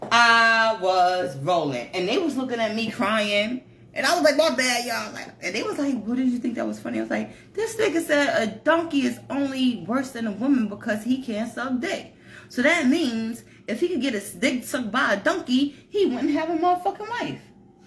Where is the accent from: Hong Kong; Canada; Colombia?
Colombia; I'm from Colombia.